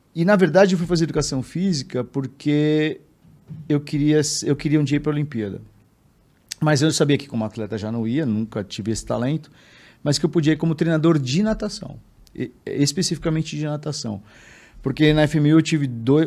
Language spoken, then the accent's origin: Portuguese; São Paulo, Brazil; Eu sou, sou nascido em São Paulo, vivo em São Paulo, menino de cidade.